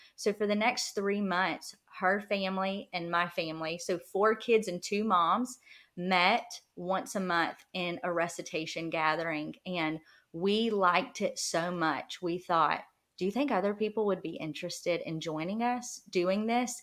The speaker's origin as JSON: {"language": "English", "region": "rural South Georgia", "country": "United States", "tie": "born or raised there", "moved": "as an adult", "said": "we live in rural South Georgia. So we actually just moved back um, two years ago now. I guess it's been two years now, and um, to my hometown"}